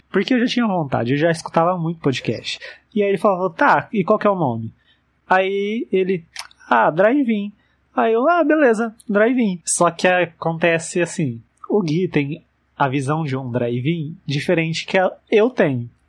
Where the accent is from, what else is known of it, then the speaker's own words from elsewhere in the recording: interior of São Paulo, Brazil; do interior de São Paulo.